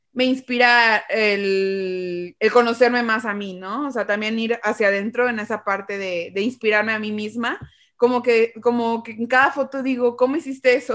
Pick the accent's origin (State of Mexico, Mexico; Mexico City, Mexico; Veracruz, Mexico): Veracruz, Mexico; Xalapa; yo soy de Jalapa, y aquí es una zona muy cultural